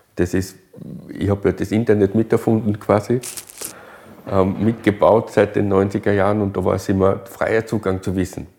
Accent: Styria, Austria; bei uns in der Steiermark

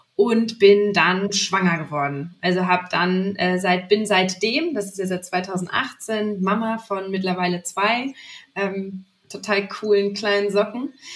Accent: Lübeck, Schleswig-Holstein, Germany; also born or lived in Hamburg; now in Leipzig, Germany; ich bin zwar nicht Hamburgerin, sondern Lübeckerin

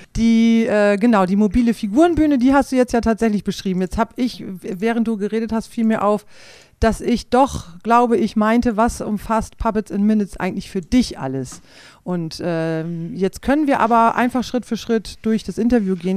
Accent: Klostermoor, Lower Saxony, Germany; moved away as an adult; Aufgewachsen bin ich in Klostermoor im Landkreis Lea.

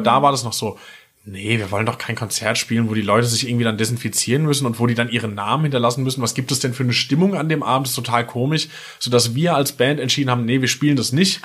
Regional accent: near Limburg, Hesse, Germany; moved away as an adult; now in Mainz, Germany; Aus Hessen, äh, genauer gesagt Nähe Limburg, noch genauer gesagt bei Filmer

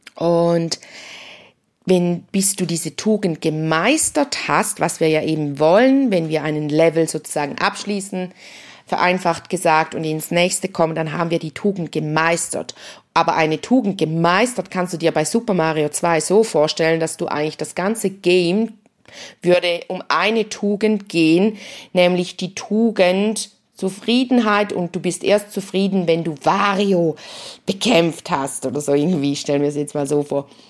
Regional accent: St. Gallen, Switzerland; bei uns in St. Gallen

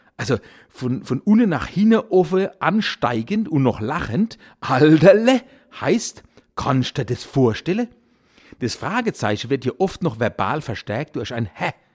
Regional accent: Kurpfalz, Germany; accent: Kurpfälzisch; wir Kurpelzer

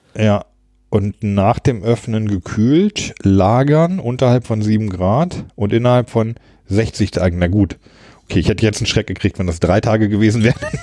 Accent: Hanover Region, Lower Saxony, Germany; moved away; also born or lived in Hamburg / Berlin / Baltic Sea coast; ich komme ja aus der Region Hannover ursprünglich

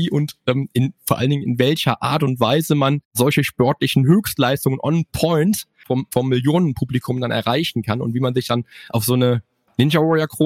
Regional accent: Cologne, North Rhine-Westphalia, Germany; Ist ja auch meine Heimatstadt, ne? Kölle ist ja sowieso meine

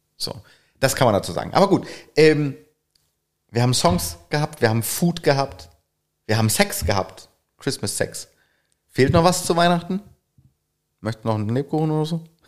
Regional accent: Northern Germany, Germany; bei uns im Norden

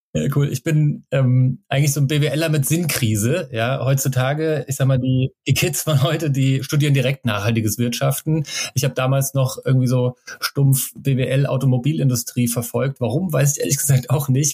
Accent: Germany; von meinem Heimatort an der Bergstraße

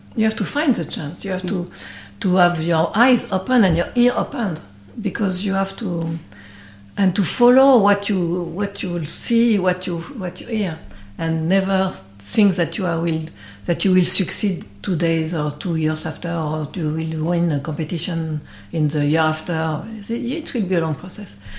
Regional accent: Brittany, France; English is a second language; I'm from Brittany

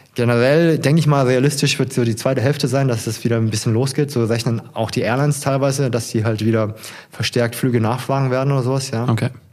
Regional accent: Ludwigsburg, Baden-Württemberg, Germany; moved away as an adult; also born or lived in Stuttgart / Frankfurt; now in Hesse, Germany; meine Heimatstadt, gerne ist das ja eigentlich Ludwigsburg oder Stuttgart vielmehr, ne? da habe okay. ich meinen größten Teil meines Lebens verbracht

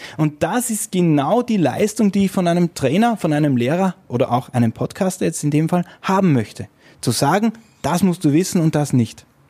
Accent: Vienna, Austria; ich komme aus Wien

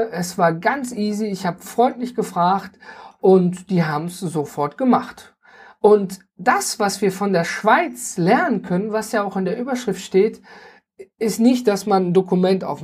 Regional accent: North Rhine-Westphalia, Germany; ich komme zum Beispiel aus dem Ruhrgebiet und da sind wir ja ein großer Misch an Völkchen, die alle zusammenkommen.

